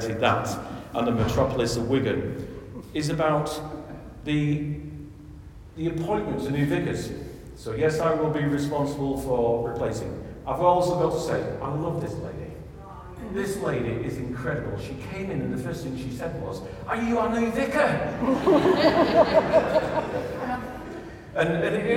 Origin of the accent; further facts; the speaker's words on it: west of Ireland, Ireland; I'm an Irishman from the west of Ireland